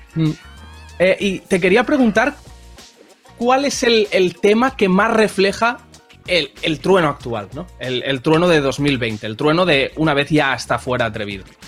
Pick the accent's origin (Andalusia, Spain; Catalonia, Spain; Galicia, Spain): Catalonia, Spain; Barcelona; yo soy del Forpi, que es un barrio del centro de Barcelona